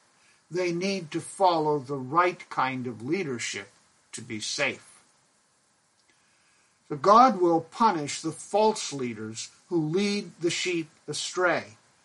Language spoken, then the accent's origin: English; Pakistan; now in United States; When my brother and I were growing up in Pakistan, we had two sheep. We lived on the mission compound, where there was a cow, a flock of geese, chickens, and our two sheep.